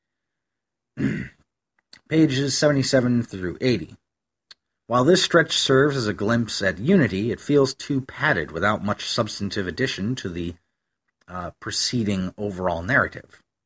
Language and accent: English; Western New York, United States; I grew up in Western New York, which is lousy with sycamore trees.